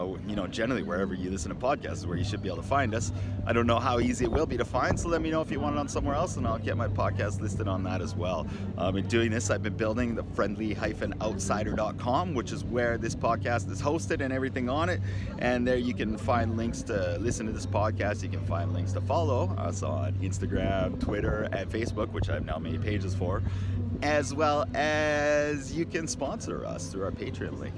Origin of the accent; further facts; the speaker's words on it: Canada; moved away as an adult; also born or lived in Japan / Australia; now in Vancouver, Canada; My background is I'm Canadian. I grew up in Canada until I was 24, and then I left for the past 20 years